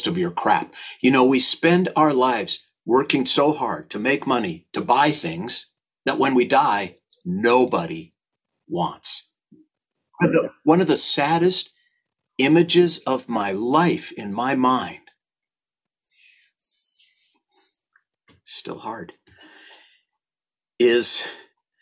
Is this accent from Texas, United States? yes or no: no; St. Louis Park, Minnesota, United States; born or raised there